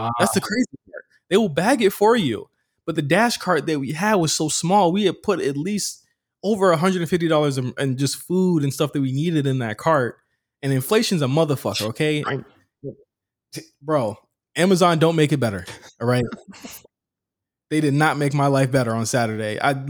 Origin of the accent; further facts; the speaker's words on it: Virginia, United States; moved away as an adult; I packed my shit. I dipped out. You know what I mean? I came here from Virginia.